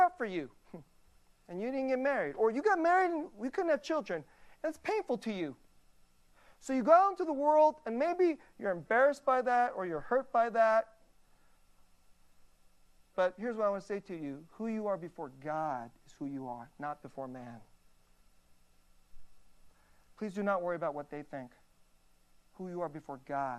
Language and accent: English; United States; I'm an American.